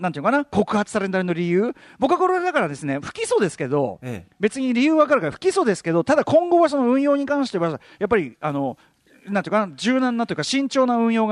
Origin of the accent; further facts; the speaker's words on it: Tokyo, Japan; 俺東京ドーム実家非常に近いですよほとんど向かいと言ってもいいですけど